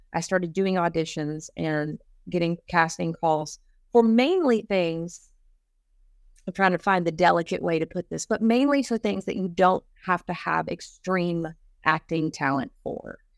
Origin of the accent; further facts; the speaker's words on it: East Texas, United States; I'm from East Texas